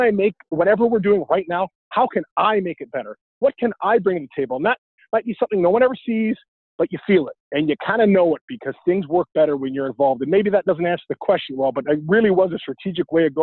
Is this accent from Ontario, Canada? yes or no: no; Vancouver, British Columbia, Canada; growing up in Vancouver, UW was just down the street